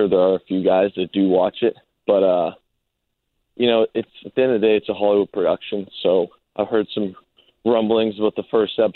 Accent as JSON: {"language": "English", "town": "LaSalle", "region": "Ontario", "country": "Canada", "tie": "born or raised there", "moved": "as an adult", "said": "I spend most of the off season back in my hometown of LaSalle, there in Ontario"}